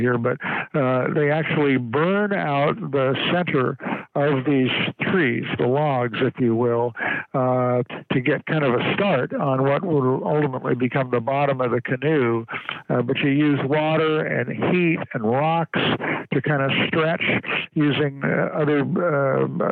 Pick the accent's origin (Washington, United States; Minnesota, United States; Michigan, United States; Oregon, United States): Oregon, United States; Astoria; in my hometown of Astoria